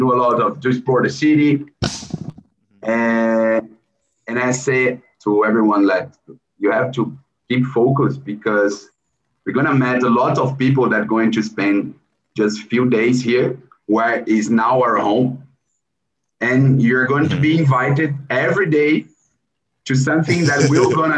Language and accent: English; São Paulo, Brazil; English is a second language; we are from Brazil